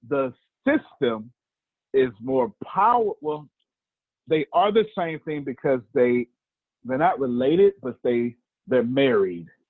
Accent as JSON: {"language": "English", "region": "Texas", "country": "United States", "said": "I'm from the South, Texas, and there's a certain way to do black preaching down here in the South"}